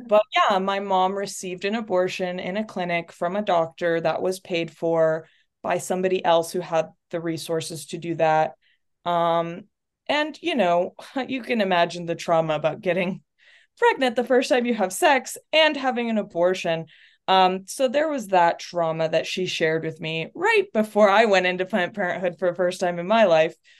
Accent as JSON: {"language": "English", "region": "North Texas", "country": "United States", "tie": "born or raised there", "also_born_or_lived": "Chile / Portland, Oregon", "said": "I grew up in North Texas, but, um, I'm from Chile"}